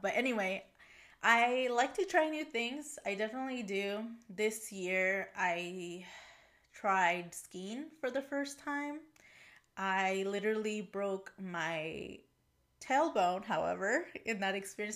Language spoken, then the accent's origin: English; Portland, Oregon, United States; also born or lived in Puebla, Mexico; I grew up in this area